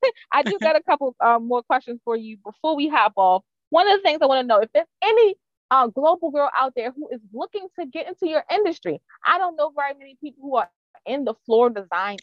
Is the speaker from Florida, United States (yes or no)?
no; Baltimore County, Maryland, United States; I grew up in Baltimore County